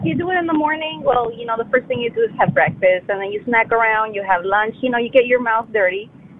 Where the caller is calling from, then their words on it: San Antonio, Texas, United States; I'm calling from San Antonio.